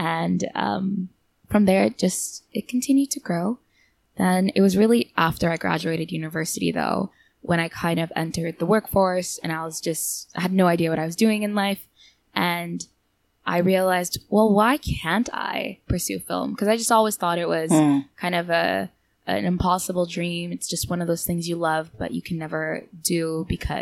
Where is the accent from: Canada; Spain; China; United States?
Canada; moved away as an adult; now in Seoul, South Korea; I'm originally from Canada, but I've been living here for about almost 3 years now